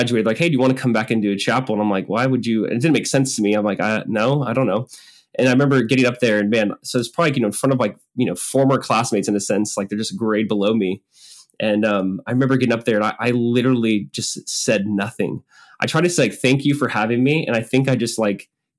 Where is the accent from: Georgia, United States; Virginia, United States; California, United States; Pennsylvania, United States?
California, United States; Southern; I grew up in Southern California